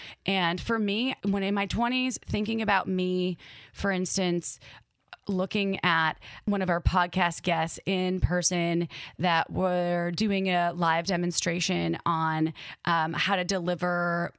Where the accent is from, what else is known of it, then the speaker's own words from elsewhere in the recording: Midwest, United States; accent: Midwest; in my brain, my Midwest accent came out